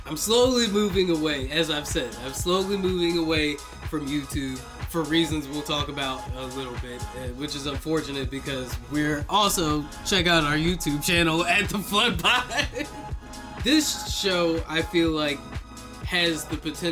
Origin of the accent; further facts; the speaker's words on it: United States; I'm an American